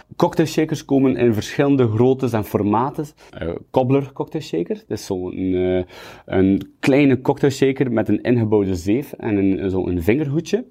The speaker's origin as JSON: {"language": "Dutch", "town": "Kortrijk", "region": "Flanders", "country": "Belgium", "tie": "born or raised there", "also_born_or_lived": "Kuurne", "said": "Ik ben geboren in Kortrijk op 23 juli 1992. Ik woon in Kuurne, naast Kortrijk"}